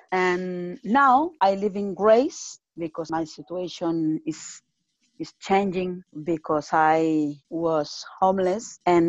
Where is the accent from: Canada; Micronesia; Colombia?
Colombia; English is a second language; also born or lived in Spain; now in London, United Kingdom; I am from Colombia, but I come in with Spain. I have been living in London from August the last year. I have 2 children, 2 girls, and I am married. And now I live in Greece